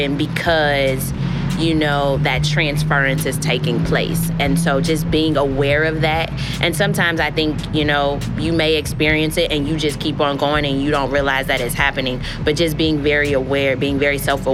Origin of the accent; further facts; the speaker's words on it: Missouri, United States; launching my practice in Missouri, and I'm from Missouri